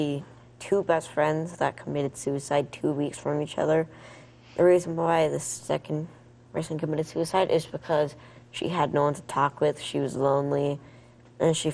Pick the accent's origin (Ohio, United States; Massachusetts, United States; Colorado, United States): Colorado, United States; Colorado Springs; I'm from the Springs